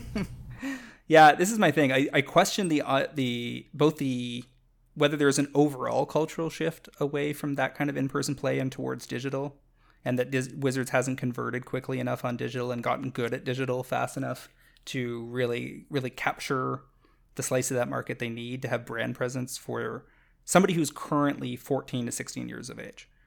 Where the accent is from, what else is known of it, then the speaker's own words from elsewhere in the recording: Canada; I'm a Canadian